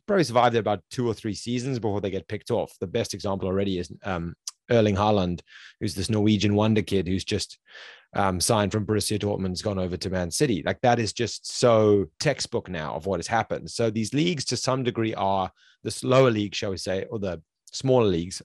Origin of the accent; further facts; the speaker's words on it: South Africa; I'm from South Africa